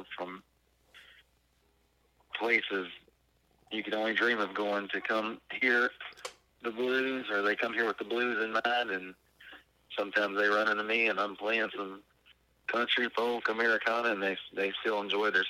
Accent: Natchez, Mississippi, United States; born or raised there

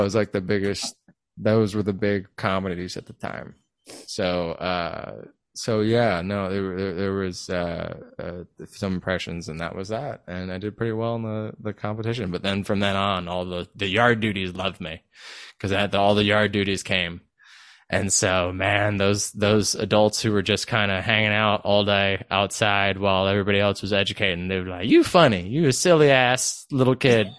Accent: Vallejo, California, United States; moved away as an adult; also born or lived in Los Angeles / Vacaville / Sacramento / Las Vegas; I was born and raised in Vallejo

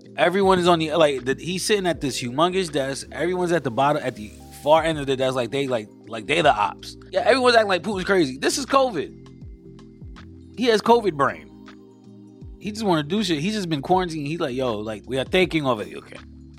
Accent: New York, United States; I'm from New York

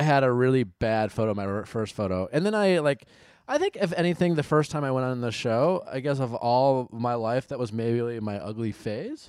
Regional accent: Milwaukee, Wisconsin, United States; I grew up in Milwaukee

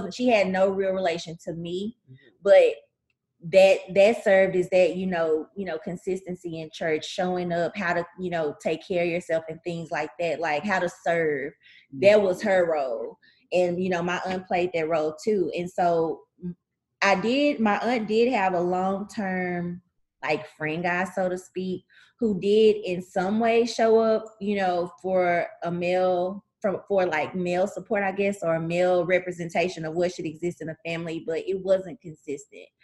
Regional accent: Tyler, Texas, United States; I grew up in Tyler, Texas.

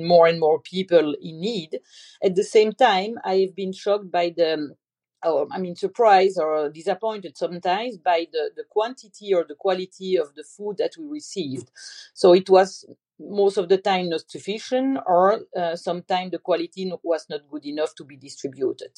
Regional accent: Belgium; moved away as an adult; also born or lived in Portugal; now in Princeton, United States; I'm from Belgium. I grew up in Belgium and I stayed there for 35 years.

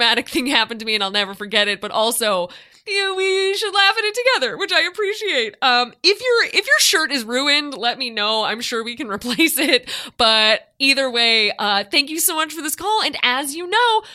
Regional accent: Chicago, Illinois, United States; I grew up living in Chicago

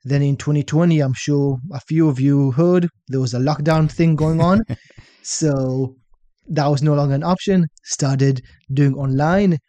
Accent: Shenzhen, Guangdong, China; Was it? Uh, Shenzhen. It's like by Hong Kong, 40 million people.

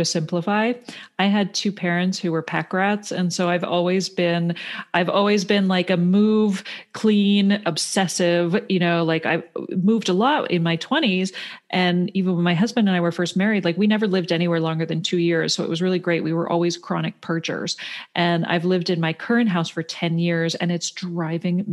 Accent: Toronto, Ontario, Canada; moved away; I grew up in Toronto. I grew up in the city, and my parents were both from Pennsylvania.

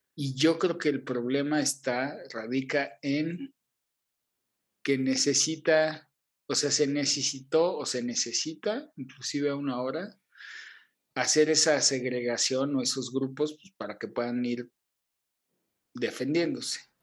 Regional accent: Mexico; soy mexicano

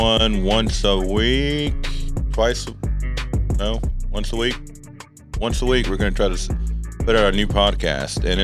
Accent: Texas, United States; I am 32, born and raised in Texas, the greatest country of all.

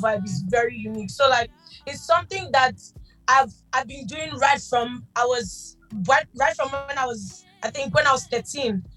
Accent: Lagos, Nigeria; I was born in Lagos. Mm-hmm. I'm from Lagos State, but I'm half people, a little Jamaican blood in me.

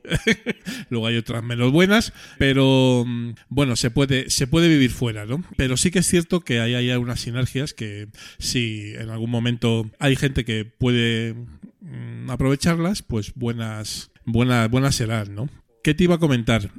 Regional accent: Madrid, Community of Madrid, Spain; accent: Madrid; en el madrileño, que nosotros no tenemos acento en Madrid

